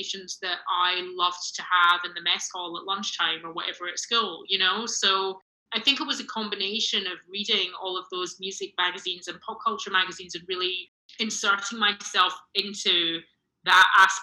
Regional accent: Glasgow, Scotland, United Kingdom; moved away as an adult; also born or lived in London; now in Los Angeles, United States; I grew up in Glasgow

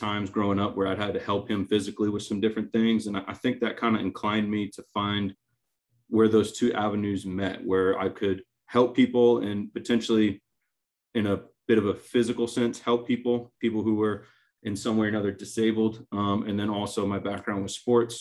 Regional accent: Maine, United States; now in Wilmington, United States; I grew up in Maine

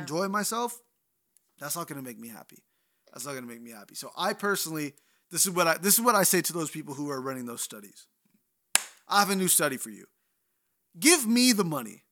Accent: Bay Area, California, United States; I'm from the Bay Area

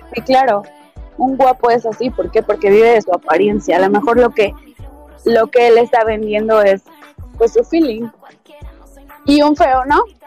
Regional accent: Mexico City, Mexico; also born or lived in Michoacán; nací en el DF

